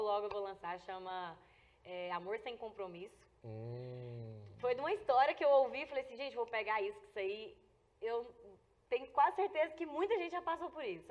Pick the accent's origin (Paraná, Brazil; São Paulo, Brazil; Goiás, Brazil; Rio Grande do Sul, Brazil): Goiás, Brazil; Brazabrantes; a minha infância até os meus pra, até 10 anos mais ou menos, eu cresci lá na, em Deuslândia, né? E Brasa Branca, Deuslândia é município de Brasa Branca